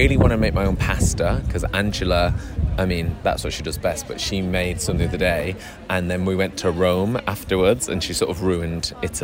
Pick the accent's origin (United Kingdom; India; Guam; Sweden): United Kingdom; Manchester, North West England; from Manchester